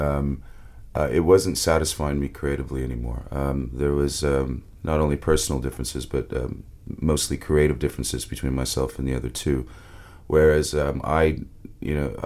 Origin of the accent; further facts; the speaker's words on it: Windsor, Ontario, Canada; I grew up in Windsor, Ontario, which is right across the border from Detroit.